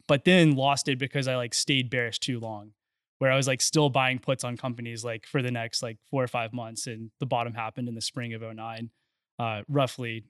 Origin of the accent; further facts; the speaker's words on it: Friendswood, Texas, United States; I grew up in Friendswood, which is just south of Houston